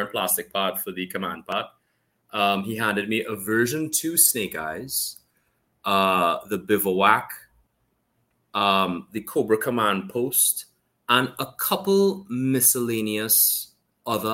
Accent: Trinidad & Tobago; also born or lived in Canada; I'm from Trinidad and Tobago. I was born in Canada, and then I moved down here as soon as we could fly. And I've been living here

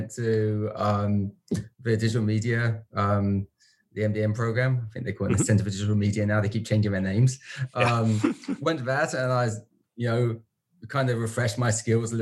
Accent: London, United Kingdom; moved away as an adult; also born or lived in United States; now in Vancouver, Canada; So originally from London, from the UK, not the Canadian London

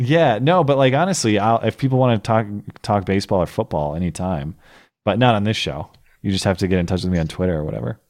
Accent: St. Louis Park, Minnesota, United States; I was born in Saint Louis Park, Minnesota, October eighty-seven

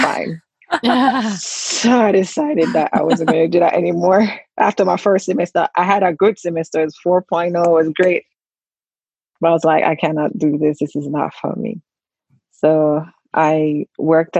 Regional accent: Jamaica; moved away as an adult; also born or lived in Maryland; now in United States; I am originally from Jamaica.

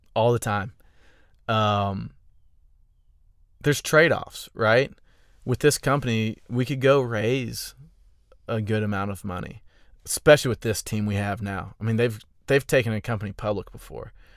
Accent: Augusta, Georgia, United States; now in Austin, United States; I'm from Augusta

